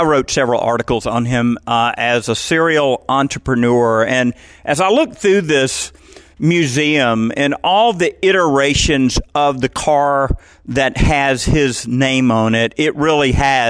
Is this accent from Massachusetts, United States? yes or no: no; Houston, Georgia, United States; I'm in my hometown, Houston, Georgia